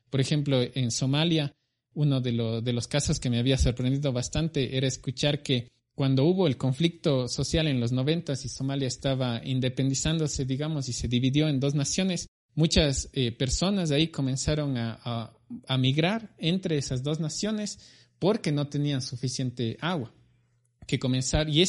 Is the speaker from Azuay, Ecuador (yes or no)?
yes; Cuenca, Azuay, Ecuador; Bueno, yo soy de Cuenca, al sur del Ecuador. Nací en 1987, actualmente tengo 33 años.